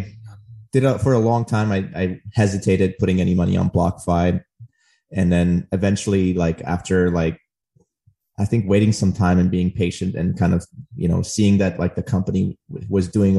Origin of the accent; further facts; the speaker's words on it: Armenia; moved away; born in Armenia. We, like I said, I came here in like the November of 2000.